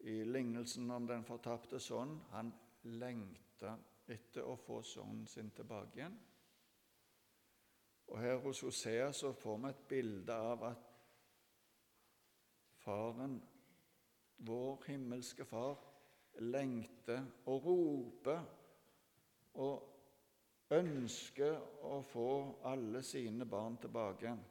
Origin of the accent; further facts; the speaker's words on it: Ethiopia; jeg har vokst opp i Etiopia.